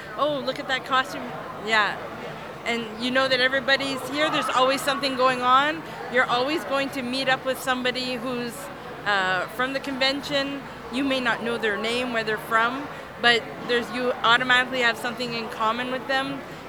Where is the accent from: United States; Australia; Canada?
Canada; I'm from Canada, and this is my third STLV.